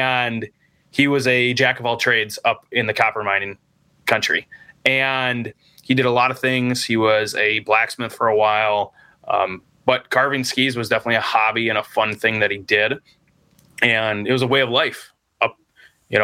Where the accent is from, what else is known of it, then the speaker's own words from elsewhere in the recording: South Lyon, Michigan, United States; also born or lived in Kearsarge, Michigan (family); I actually grew up downstate. Family's from Kearsarge. And then I grew up downstate in South Lyon, just outside of Brayton in Ann Arbor